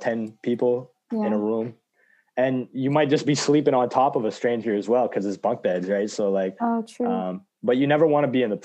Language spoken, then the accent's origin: English; England, United Kingdom; I'm from England